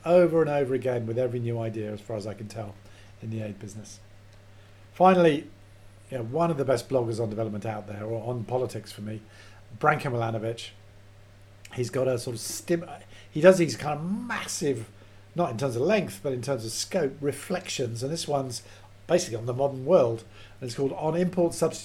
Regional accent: Edinburgh, Scotland, United Kingdom; moved away; we're both from Edinburgh

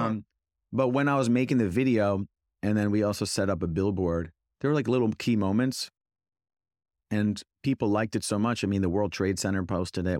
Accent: Edison, New Jersey, United States; I'm from Edison

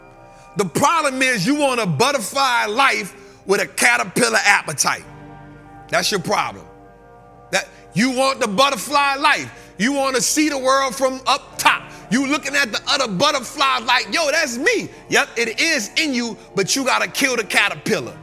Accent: New Orleans, Louisiana, United States; moved away; I'm from New Orleans

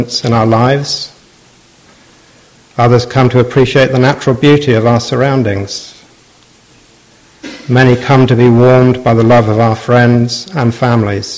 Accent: Southampton, South East England, United Kingdom; I've been a lifelong die-hard fan of my hometown club, Southampton.

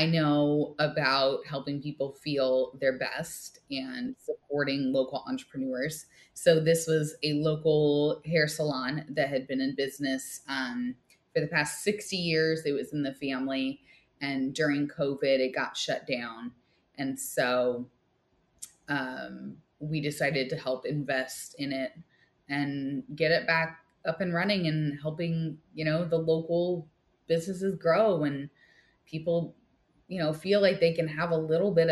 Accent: Midwest, United States; now in San Jose, United States; I was born and bred in the Midwest, from a fairly small town

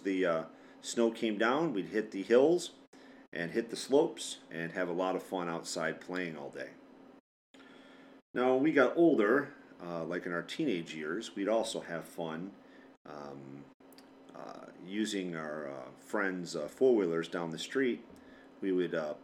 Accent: Michigan, United States; I was born and raised in Michigan, so I'm used to the winters here

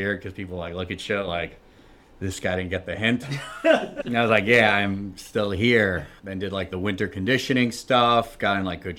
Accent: Garden City, New York, United States; I'm from Garden City, Long Island, New York. Grew up there

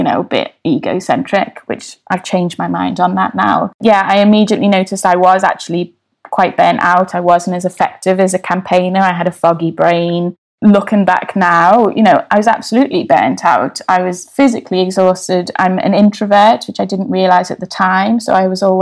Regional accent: Liverpool, North West England, United Kingdom; now in London, United Kingdom; where I grew up in Everton

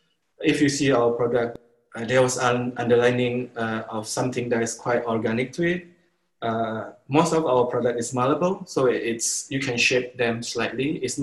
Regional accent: Sumatra, Indonesia; born there; now in Bali, Indonesia; I live in Bali. I consider Bali is actually my home now. But like you said, I was born in Sumatra.

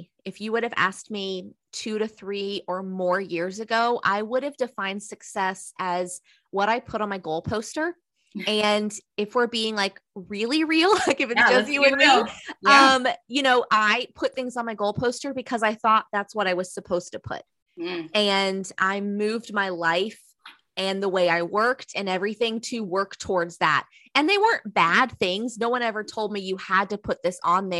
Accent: Southeastern North Carolina, United States; I'm from the South. I'm from Southeastern North Carolina.

